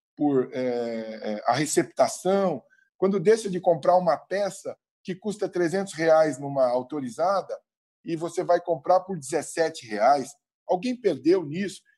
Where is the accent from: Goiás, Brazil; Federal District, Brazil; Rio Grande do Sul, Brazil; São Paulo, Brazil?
São Paulo, Brazil; como paulistano que sou